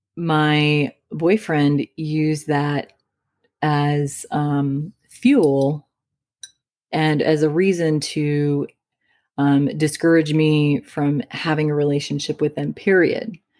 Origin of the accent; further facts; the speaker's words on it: Midwest, United States; moved away; I came from the Midwest